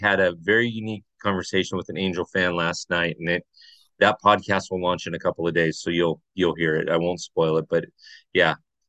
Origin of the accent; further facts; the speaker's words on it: Orange County, California, United States; I grew up in Orange County